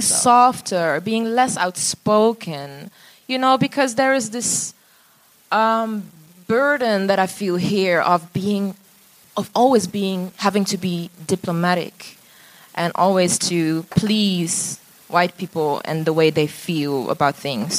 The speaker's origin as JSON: {"language": "English", "country": "Netherlands", "tie": "born or raised there", "said": "growing up in the Netherlands, being black"}